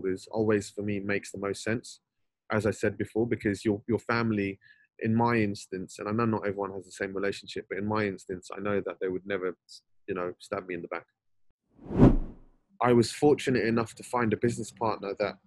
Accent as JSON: {"language": "English", "region": "London", "country": "United Kingdom", "tie": "born or raised there", "said": "I was born and raised in Northwest London, and you know, spent all of my days growing up there"}